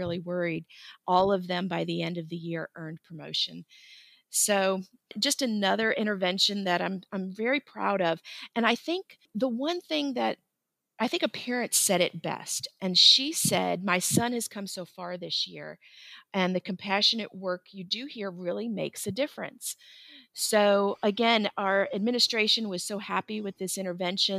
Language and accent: English; Florida, United States; I grew up in Florida, and during my college years, I worked at Disney